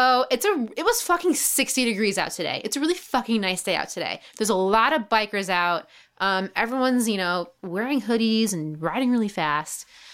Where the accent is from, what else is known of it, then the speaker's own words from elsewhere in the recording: New York, United States; Because I'm getting pretty good at being a New Yorker now, even though I've lived here all my life.